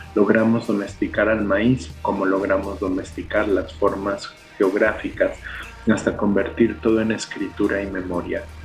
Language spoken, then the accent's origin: Spanish; Mexico City, Mexico; accent: chilango; first language Spanish; Mi lengua materna es el español y es el español chilango